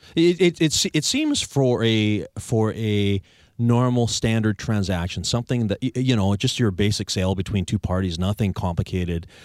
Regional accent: Victoria, British Columbia, Canada; like me, you're a locally born and raised Victorian.

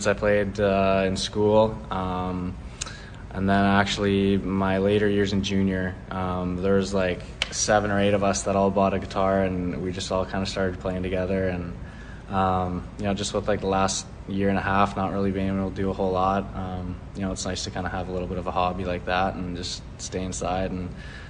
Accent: Calgary, Alberta, Canada; I'm from Calgary

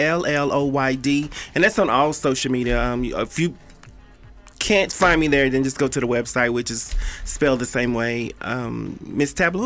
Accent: Dallas, Texas, United States; now in Las Vegas, United States; I'm from Dallas, but Dallas is always home

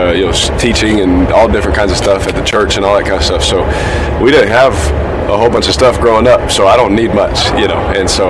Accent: Fresno, California, United States; I'm from Fresno, California, you know, born in Fresno.

